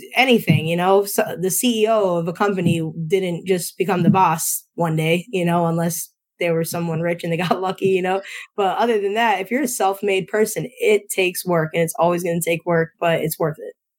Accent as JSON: {"language": "English", "region": "Northeast Pennsylvania", "country": "United States", "said": "I'm from Northeast PA"}